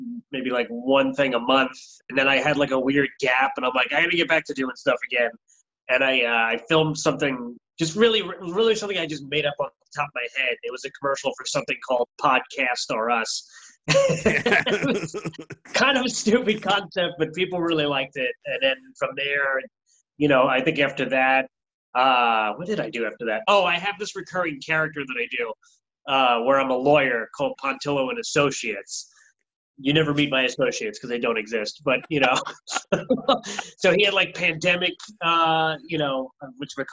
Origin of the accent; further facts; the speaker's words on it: Valley Stream, New York, United States; now in Brooklyn, United States; I'm originally from Valley Stream